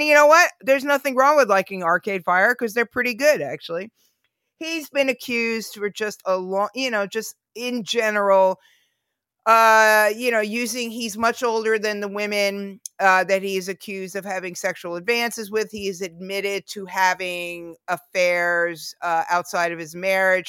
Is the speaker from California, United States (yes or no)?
no; New York City, New York, United States; I was born in Queens